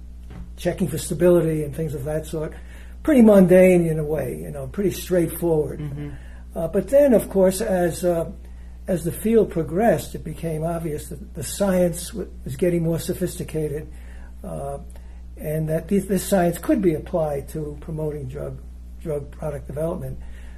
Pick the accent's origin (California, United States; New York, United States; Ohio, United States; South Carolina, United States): New York, United States; New York City; moved away as an adult; also born or lived in Michigan; now in Wisconsin, United States; So I went to Columbia University College of Pharmacy in New York City, where I grew up.